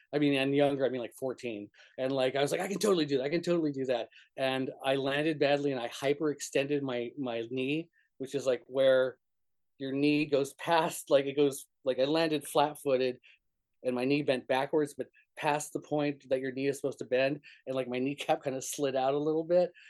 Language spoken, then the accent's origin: English; New Mexico, United States; moved away; also born or lived in Fort Lauderdale, Florida; where I grew up in New Mexico was very very rural